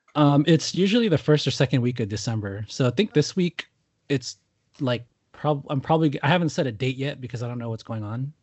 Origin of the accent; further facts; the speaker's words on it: Newark, California, United States; now in Southern California, United States; I grew up in Newark